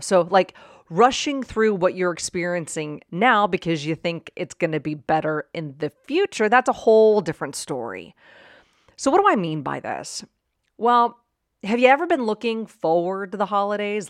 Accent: Pittsburgh, Pennsylvania, United States; now in Arizona, United States; I grew up in Pittsburgh

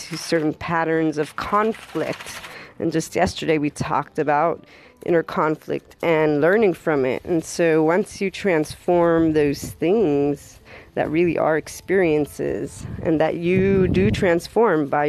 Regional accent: Florida, United States; I am actually from the Sunshine State

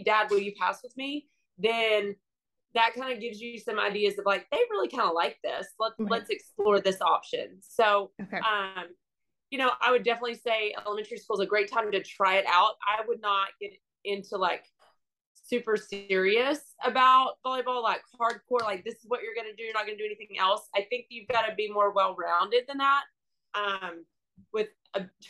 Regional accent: Houston, Texas, United States; growing up in Houston

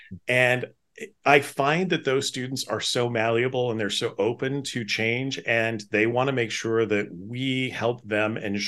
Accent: Pacific Northwest, United States; Well, I grew up in the Northwest and everybody talked about Bigfoot.

